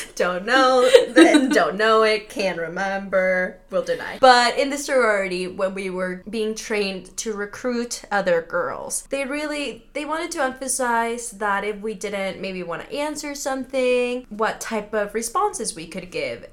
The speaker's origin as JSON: {"language": "English", "town": "Seattle", "region": "Washington", "country": "United States", "tie": "born or raised there", "also_born_or_lived": "Mexico City, Mexico"}